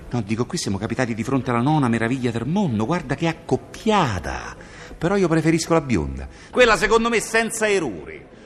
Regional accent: Venice, Veneto, Italy; eh, sono veneziana.

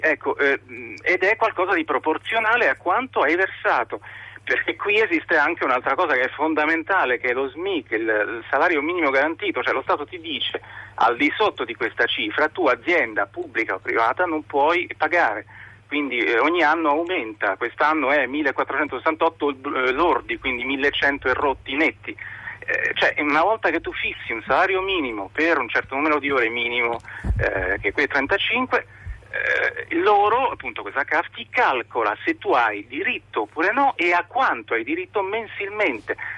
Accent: Italy; now in France

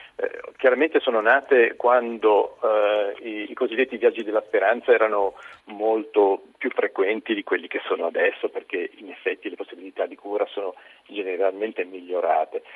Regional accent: Genoa, Liguria, Italy; io sono genovese

